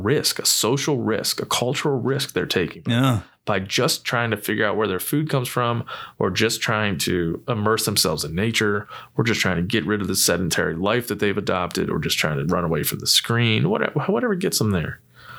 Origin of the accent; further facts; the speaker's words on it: East Coast, United States; We're both from the East Coast, yeah, dude.